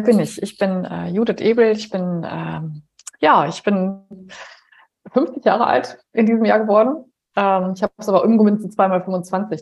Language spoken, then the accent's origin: German; Heinsberg district, North Rhine-Westphalia, Germany; moved away; Meine Eltern leben im Kreis Heinsberg